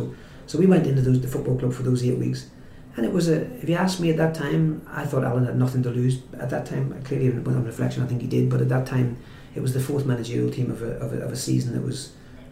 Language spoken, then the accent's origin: English; Newcastle, North East England, United Kingdom; there are three or four things people will say if you say I'm from Newcastle.